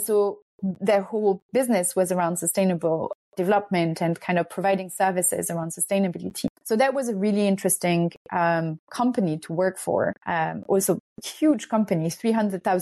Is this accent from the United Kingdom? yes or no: no; France; I'm Hungarian, but I'm also French. I grew up in France.